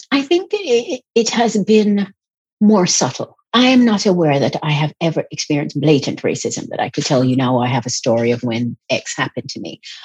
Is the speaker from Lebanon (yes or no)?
no; Jamaica; also born or lived in England; I was born in England, but I lived in Jamaica